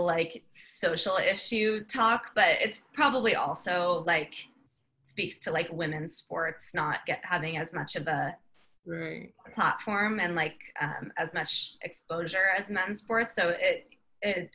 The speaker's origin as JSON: {"language": "English", "town": "San Diego", "region": "California", "country": "United States", "tie": "born or raised there", "said": "I grew up in San Diego."}